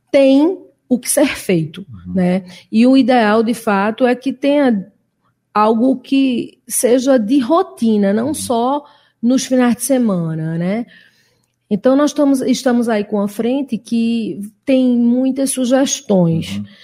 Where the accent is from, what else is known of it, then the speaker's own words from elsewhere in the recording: Northeast Region, Brazil; Eu sou suspeita, sou nordestina